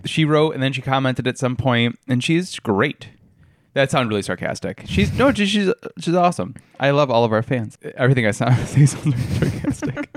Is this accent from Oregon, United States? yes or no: no; New York, United States; where I grew up in New York